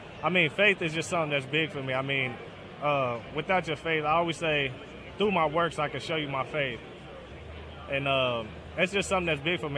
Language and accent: English; Northern Kentucky, United States; I'm from north of Kentucky, right across the bridge from Cincinnati.